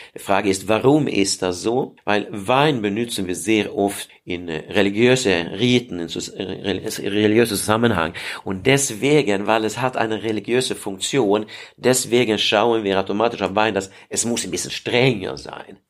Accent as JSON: {"language": "German", "country": "Sweden", "second_language": "German", "moved": "yes", "lives_now": "Heidelberg, Germany", "said": "ich komme aus Schweden"}